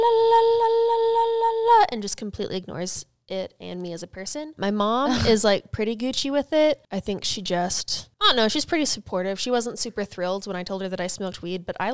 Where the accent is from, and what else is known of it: Oklahoma, United States; born or raised there